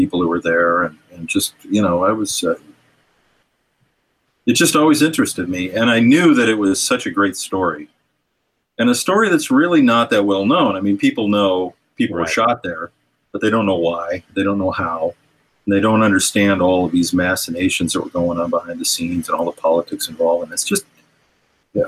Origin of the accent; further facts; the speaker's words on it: near Kent, Ohio, United States; I grew up very near Kent, Ohio, yeah, in a small town, just a few miles away